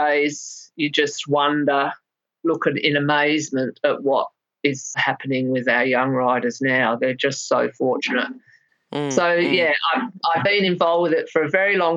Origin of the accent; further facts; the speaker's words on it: England, United Kingdom; also born or lived in Melbourne, Victoria, Australia; I was living in England from when I was a small child. I was born in Melbourne, but we went to England when I was 7